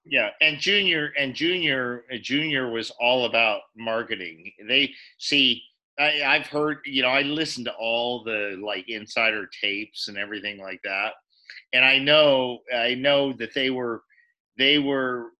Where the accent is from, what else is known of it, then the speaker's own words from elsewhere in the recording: Reno, Nevada, United States; moved away; also born or lived in Japan; I grew up in Reno, Nevada